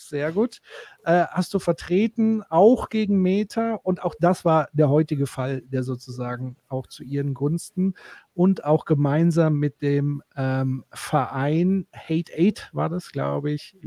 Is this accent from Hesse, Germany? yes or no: no; Würzburg, Bavaria, Germany; hier in Würzburg, übrigens auch meine Heimatstadt.